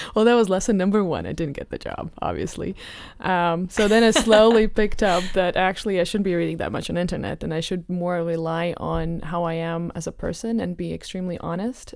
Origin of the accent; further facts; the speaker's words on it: Riga, Latvia; now in Amsterdam, Netherlands; I'm from Latvia, um, originally from Riga